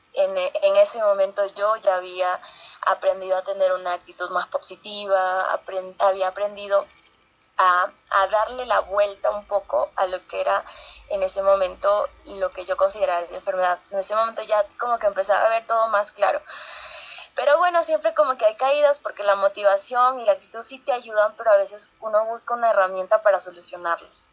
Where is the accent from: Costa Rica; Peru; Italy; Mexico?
Peru; San Pedro de Casta, Lima; cuando yo tenía 15 años en, en mi pueblo, San Pedro de Casta